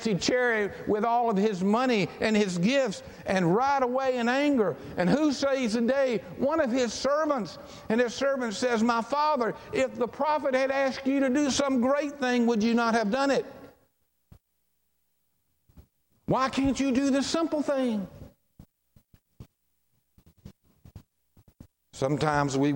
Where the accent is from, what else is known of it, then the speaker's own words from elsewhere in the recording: Charlotte, North Carolina, United States; growing up in Charlotte, and my pastor all my life was Dr. Claude Broach at St. John's Baptist Church.